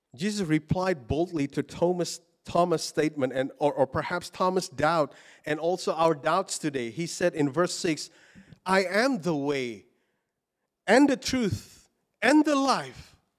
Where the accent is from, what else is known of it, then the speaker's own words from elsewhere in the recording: Indonesia; moved away as an adult; I was born in Indonesia and I grew up in Indonesia, but I've been living here long, longer now